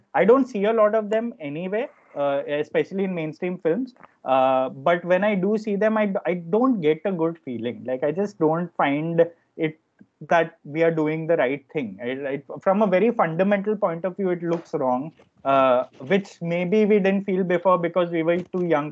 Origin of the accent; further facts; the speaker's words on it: Ahmedabad, Gujarat, India; moved away; also born or lived in Mumbai; when I was growing up in Ahmedabad, in my school days